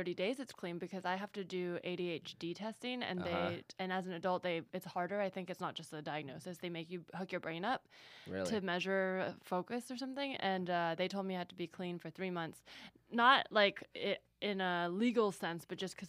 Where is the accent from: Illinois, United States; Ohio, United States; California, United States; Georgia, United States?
California, United States; San Francisco Bay Area; I'm from the Bay Area, so of course.